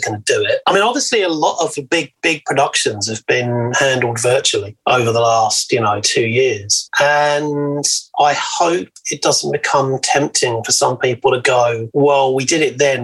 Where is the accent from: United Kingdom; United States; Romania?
United Kingdom; England; now in Australia; being English, came out of the Thatcher years in the UK